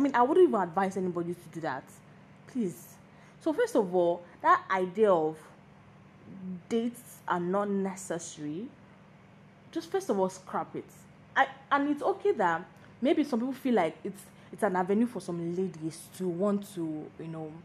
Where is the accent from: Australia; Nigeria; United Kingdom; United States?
Nigeria; Lagos; I'm a Lagos girl, like born and brought up in Lagos